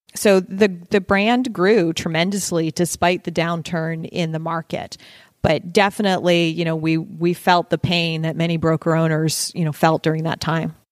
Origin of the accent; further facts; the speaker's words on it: Nova Scotia, Canada; moved away as an adult; also born or lived in Toronto / New Jersey / California; now in Phoenix, United States; I am Canadian, born and raised in Nova Scotia, Canada, northeast